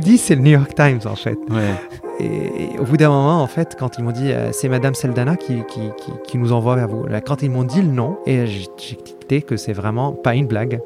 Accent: Aleppo, Aleppo Governorate, Syria; moved away as an adult; now in Argenteuil, France; j'ai grandi à Alep

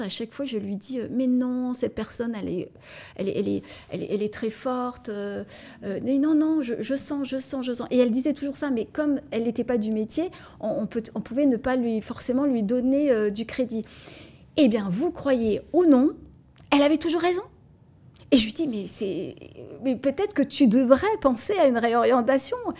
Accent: Moselle, Grand Est, France; je suis Mosellane et je revendique le fait que notre, euh, notre département est vraiment très beau

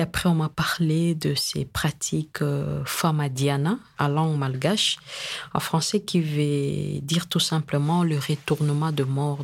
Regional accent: DR Congo; chez nous au Congo

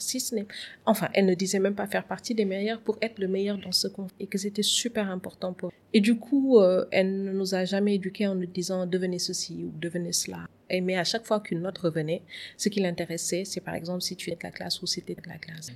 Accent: Saint-Louis, Senegal; moved away as an adult; now in Dakar, Senegal; je suis née et j'ai grandi à Saint-Louis où j'ai fait euh, toutes mes études. Et c'est après le bac que je suis venue à Dakar.

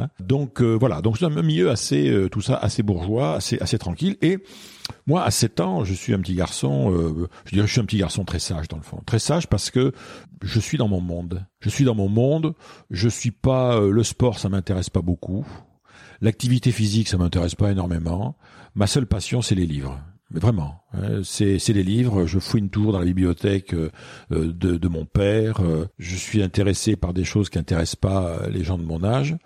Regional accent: Bordeaux, Nouvelle-Aquitaine, France; also born or lived in Bayonne; moi, je suis bordelais. Hein, je suis né à Bordeaux

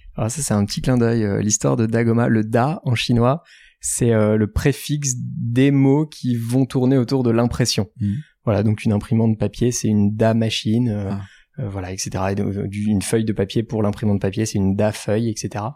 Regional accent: France; moved away as an adult; also born or lived in Shanghai, China; on est français

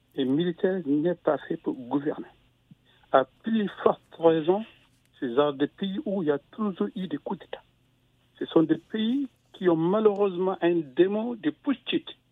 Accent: Guinea; Nous sommes tous des Guinéens

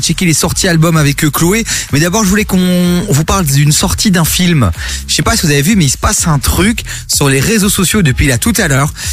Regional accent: Dilbeek, Flanders, Belgium; moi de Dilbeek.

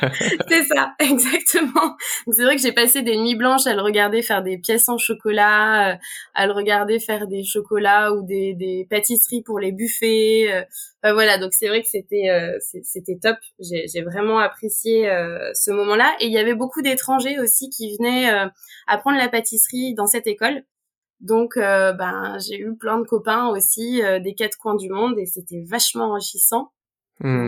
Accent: Auvergne-Rhône-Alpes, France; je suis née en Auvergne

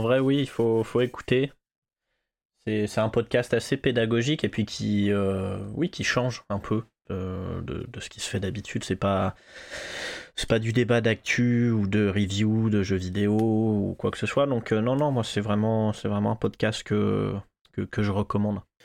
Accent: Clermont-Ferrand, Auvergne-Rhône-Alpes, France; moved away; quand je suis retourné à Clermont-Ferrand

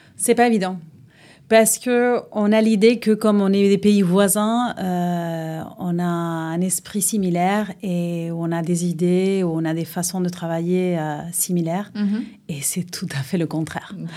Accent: Uruguay; French is a second language; moved away as an adult; also born or lived in A Coruña, Spain; now in France; je suis née en Espagne. Euh, à la Corogne, que c'est au nord de l'Espagne, mais mes parents sont uruguayens, sont de, la Sud-Amérique. Donc euh, j'ai vécu en Espagne jusqu'à mes 9 ans et après on est reparti en Uruguay

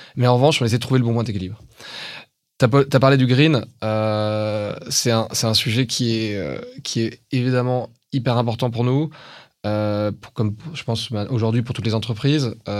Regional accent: France; on est français

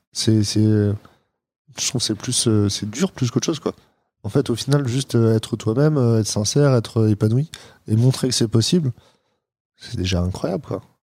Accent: France; je suis français aussi

